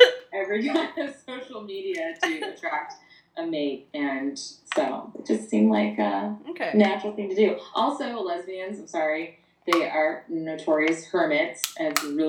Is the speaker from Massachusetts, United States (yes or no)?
no; Long Beach, California, United States; the youngest of the two. I'm born and raised in Long Beach. Long Beach native.